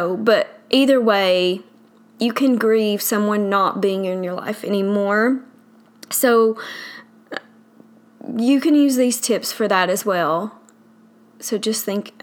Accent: the South, United States; accent: southern; I live in the South, obviously from my accent

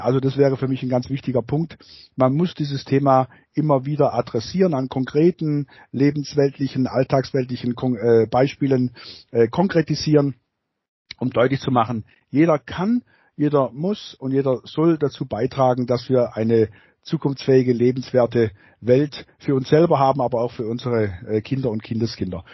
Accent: Baden-Württemberg, Germany; bei uns in Baden-Württemberg

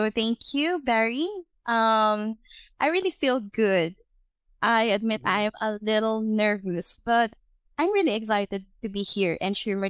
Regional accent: Philippines; English is a second language; I am 22 years old. I am from the Philippines.

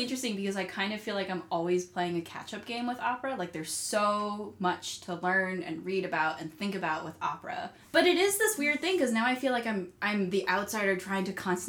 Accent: Holmdel, New Jersey, United States; as a kid growing up in New Jersey

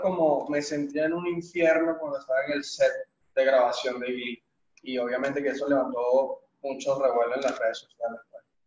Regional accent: Venezuela; now in Caracas, Venezuela; soy de Guarani, vivo en Caracas

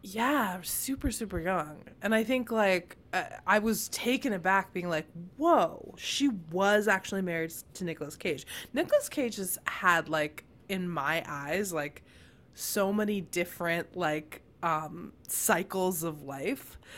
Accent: United States

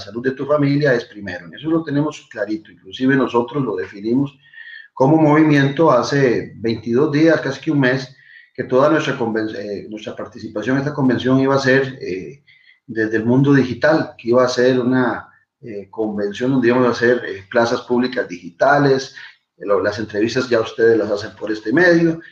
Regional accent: Tibás, San José, Costa Rica; Solo en mi pueblo, en Tibás

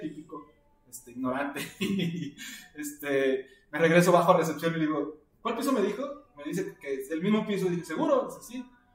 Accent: Mexico; como todo mexicano, casi la mayoría tenemos familiares allá

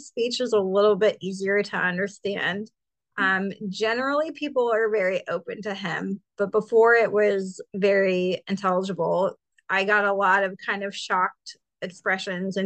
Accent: Carmel, Indiana, United States; I am from Carmel, Indiana.

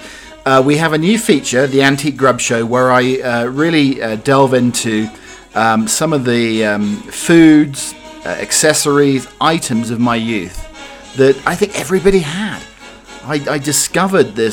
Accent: United Kingdom; I'm indeed a British butler

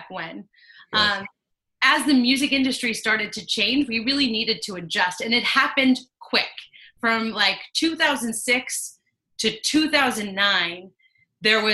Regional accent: United States; moved away as an adult; now in Philadelphia, United States; I grew up 2 hours outside of Philly

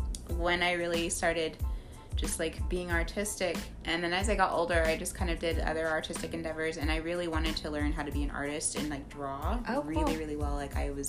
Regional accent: Bedford, Texas, United States; also born or lived in Irving, Texas / Arlington, Texas; I grew up around the HEB, Hirschfields-Bedford area.

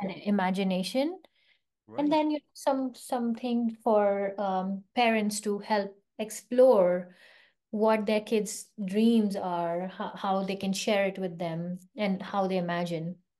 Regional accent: India; moved away as an adult; also born or lived in London, United Kingdom / California, United States; now in Bay Area, California, United States; I grew up in India

